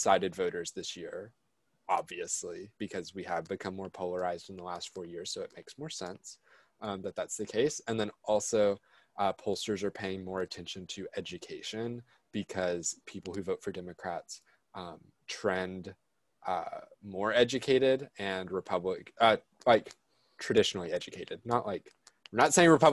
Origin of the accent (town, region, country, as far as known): rural West Tennessee, United States; born or raised there